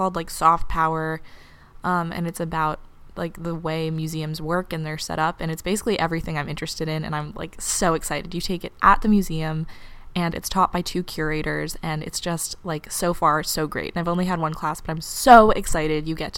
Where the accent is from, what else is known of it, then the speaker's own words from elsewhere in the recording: New York City, New York, United States; now in Cambridge, United States; an 18-year-old girl at Harvard University, but I'm from New York City